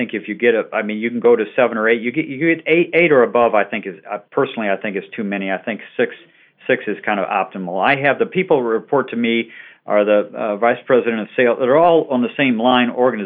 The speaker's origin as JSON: {"language": "English", "region": "southeastern Michigan", "country": "United States", "tie": "born or raised there", "also_born_or_lived": "Ohio / United Kingdom", "moved": "as an adult", "said": "I was born in Ohio, grew up in southeastern Michigan"}